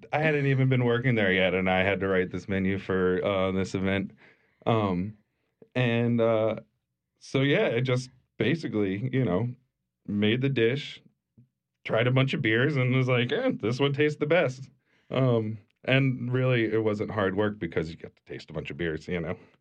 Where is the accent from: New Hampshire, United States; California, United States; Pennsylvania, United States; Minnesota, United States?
Pennsylvania, United States; moved away as an adult; also born or lived in Pittsburgh; now in New Orleans, United States; I grew up in Pennsylvania and moved to Pittsburgh for culinary school when I was nineteen